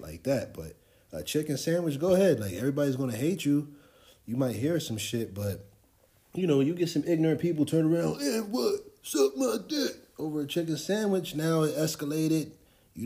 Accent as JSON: {"language": "English", "town": "Trenton", "region": "New Jersey", "country": "United States", "said": "I'm from Trenton."}